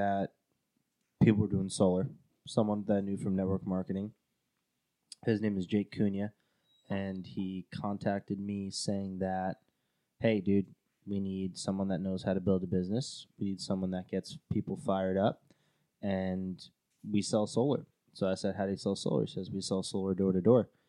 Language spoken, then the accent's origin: English; Long Island, New York, United States; moved away as an adult; also born or lived in California; I wanted to be home. I wanted to be back in Long Island. Got a really, really big opportunity to work with Vivint, a really big one. And back in my home state, back in my hometown